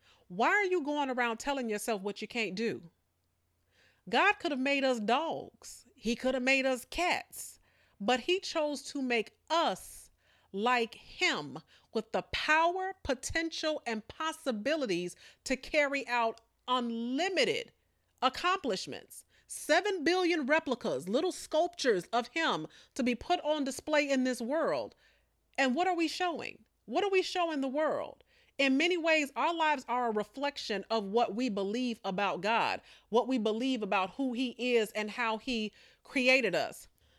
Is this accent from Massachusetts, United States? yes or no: no; Chicago, Illinois, United States; Now, I am not a Southerner. You know, I'm born and raised primarily in Chicago, but I have been accused of pulling out these country sayings every now and again.